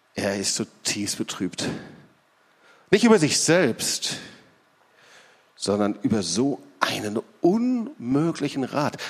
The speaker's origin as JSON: {"language": "German", "town": "Lüdenscheid", "region": "North Rhine-Westphalia", "country": "Germany", "moved": "yes", "said": "ich komme aus Lüdenscheid, Altna ist direkt die nächste Stadt"}